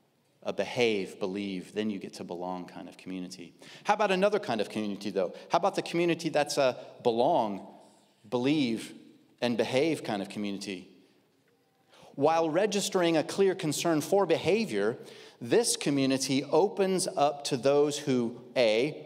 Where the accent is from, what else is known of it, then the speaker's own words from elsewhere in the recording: Midwest, United States; I am a male. I'm white. I grew up in the Midwest. I've been in California 14 years. I still am not used to palm trees.